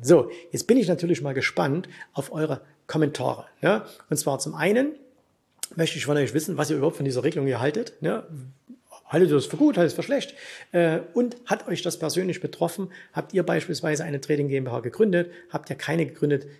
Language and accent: German; Germany; bei uns in Deutschland